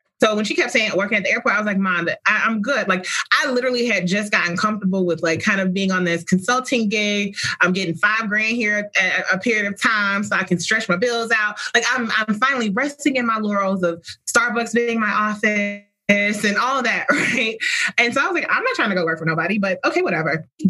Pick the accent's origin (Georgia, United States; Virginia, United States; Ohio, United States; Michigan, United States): Georgia, United States; Atlanta; Riding past Spelman every Sunday and then being in Girl Scouts, going up there and doing things at the college and watching Blackness in motion was real growing up in Atlanta.